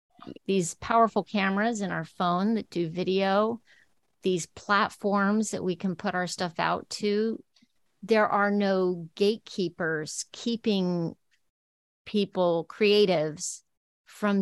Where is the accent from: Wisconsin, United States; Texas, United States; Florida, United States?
Texas, United States; El Paso; moved away as an adult; also born or lived in New York; I grew up in El Paso, Texas